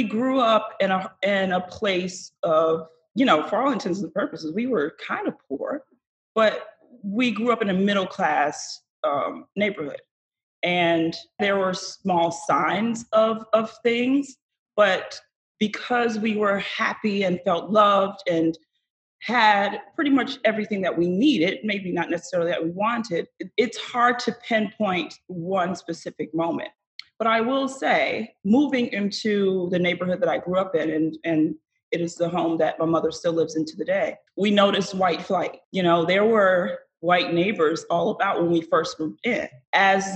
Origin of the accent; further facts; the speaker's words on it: Fort Lauderdale, Florida, United States; I grew up in South Florida, in Fort Lauderdale